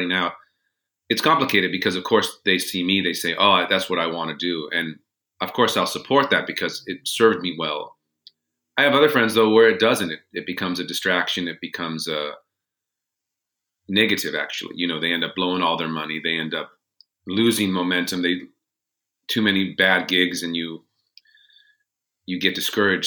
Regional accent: Los Angeles, California, United States; moved away; I grew up in Los Angeles

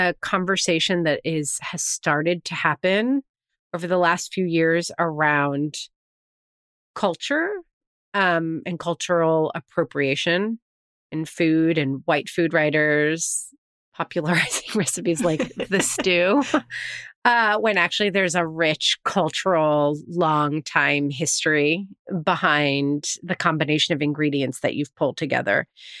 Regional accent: New York, United States; Yes. I am from New York. That is true. It's hard to have a family of four here.

